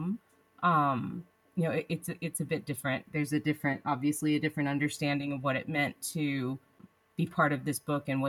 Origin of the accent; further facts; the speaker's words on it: United States; now in Mongolia; as an American